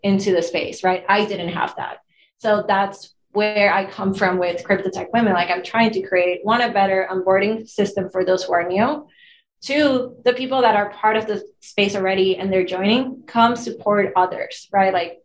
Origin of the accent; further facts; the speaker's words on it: Venezuela; moved away as an adult; now in Los Angeles, United States; I'm Latina, I'm from Venezuela